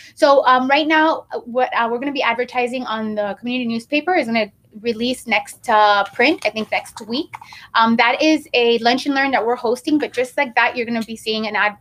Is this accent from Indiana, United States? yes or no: no; Miami, Florida, United States; also born or lived in New York; I was raised in Miami. I came at the age of five